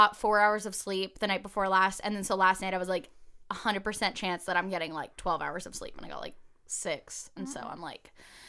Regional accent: California, United States; also born or lived in New York; So I was born in New York, and then we moved to an apartment here in Southern California.

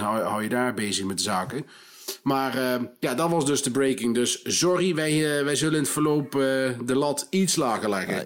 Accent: Nijmegen, Gelderland, Netherlands; ik kom gewoon uit Nijmegen, mensen. Het is geen Brabants wat ik praat.

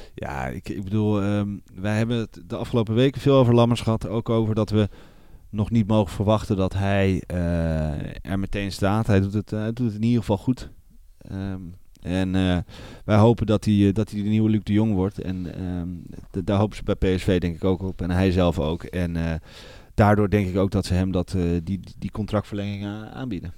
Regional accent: Netherlands; we moeten als Nederlanders

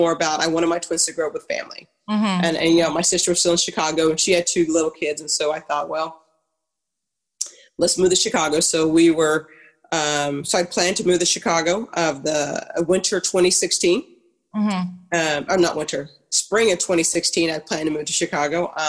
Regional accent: Ghana; also born or lived in Harrisonburg, Virginia; now in United States; I'm originally from Ghana

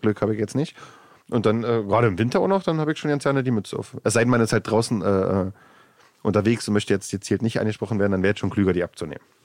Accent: Germany; Ich wohne außerhalb Berlins in einem kleinen Dorf, mein Heimatdorf, da wo ich auch äh, äh, aufgewachsen bin

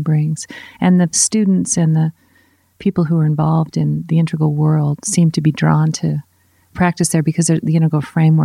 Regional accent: United States; I'm an American

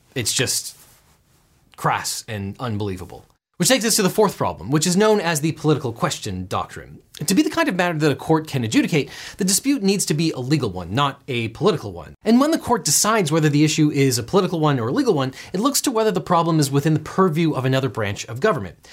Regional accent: California, United States; I was born and raised in Old California

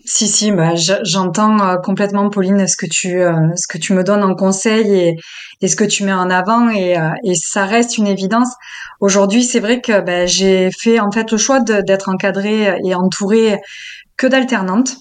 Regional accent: the South, southern France, France; accent: southern; Je viens du Sud

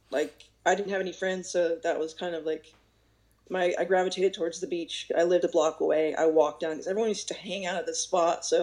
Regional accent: Amityville, New York, United States; born there; No, I was born in Lindenhurst Hospital, which is in Amityville

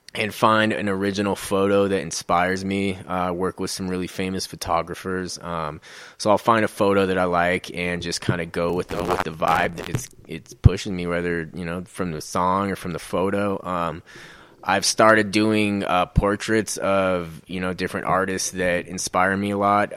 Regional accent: Colorado, United States; also born or lived in Utah; I've been raised in Colorado

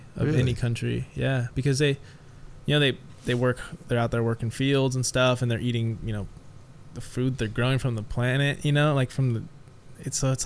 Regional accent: Huntington Beach, California, United States; also born or lived in Costa Rica; I grew up in Orange County, which is probably one of the most pretentious places on the planet

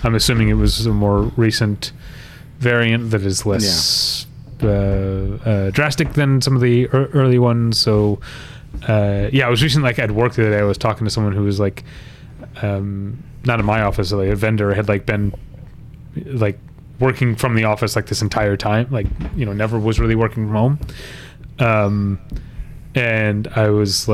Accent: United States; I feel like a dumb Westerner, a dumb American

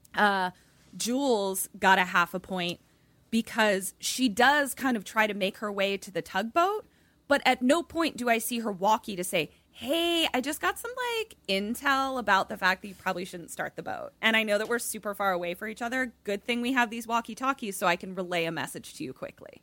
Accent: Baltimore, Maryland, United States; accent: Balmer; my Balmer accent

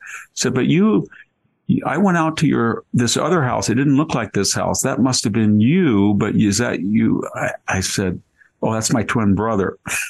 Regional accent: United States; I said, "No, I wasn't. I was born in the United States."

